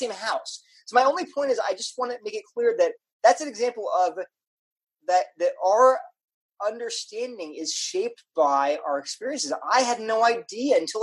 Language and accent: English; Wilmington, Delaware, United States; I grew up in Delaware